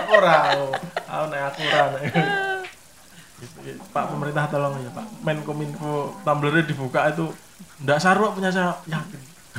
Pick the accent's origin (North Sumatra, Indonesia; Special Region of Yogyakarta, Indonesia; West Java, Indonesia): Special Region of Yogyakarta, Indonesia; Sleman; aku Sleman